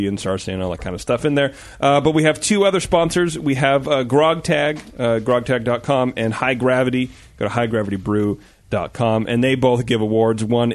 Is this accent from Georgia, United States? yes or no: no; Livermore, California, United States; moved away; My hometown